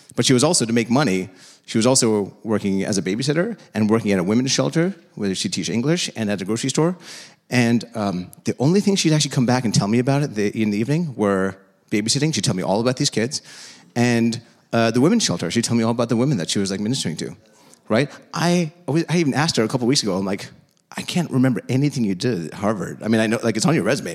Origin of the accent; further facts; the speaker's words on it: India; now in United States; I'm from India.